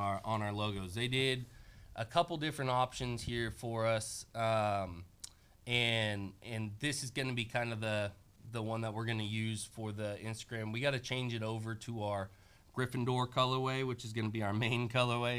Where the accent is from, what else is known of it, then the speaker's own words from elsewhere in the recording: Bay Area, California, United States; also born or lived in Roseville, California; now in Portland, United States; I grew up in the Bay Area until I was about 15 years old.